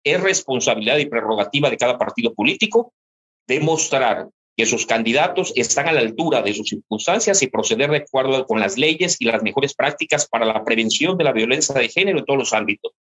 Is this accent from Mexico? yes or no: yes; Mexico; nosotros como mexicanos